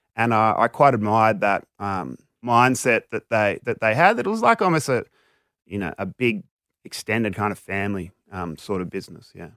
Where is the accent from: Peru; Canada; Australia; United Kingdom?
Australia; Sydney, New South Wales; I grew up mainly sort of North Shore, Northern Beaches